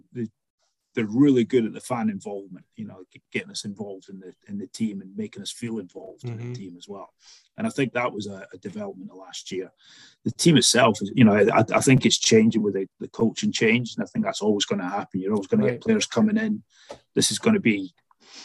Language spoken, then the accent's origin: English; Dumfries, Scotland, United Kingdom; moved away as an adult; now in United States; born and raised in Scotland, a little town called Dumfries in the very southwest